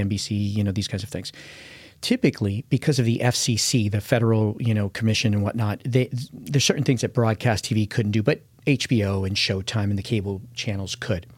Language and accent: English; United States; as an American